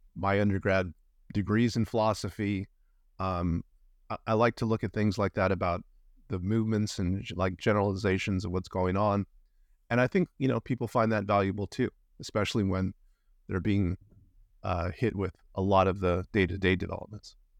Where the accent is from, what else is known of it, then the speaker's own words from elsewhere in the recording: Los Angeles, California, United States; moved away as an adult; now in Vancouver, Canada; I'm originally from Los Angeles, California